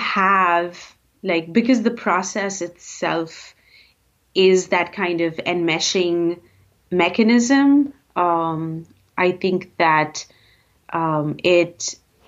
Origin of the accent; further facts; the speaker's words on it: Bangalore, Karnataka, India; moved away as an adult; also born or lived in Bombay, India; now in United States; growing up in Bangalore, middle class, super apathetic